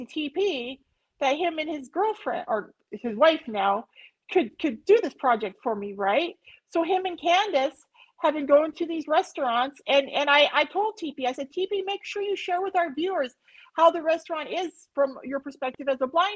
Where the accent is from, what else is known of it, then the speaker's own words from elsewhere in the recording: United States; I grew up near the Canadian border, and we were friends with a lot of Canadians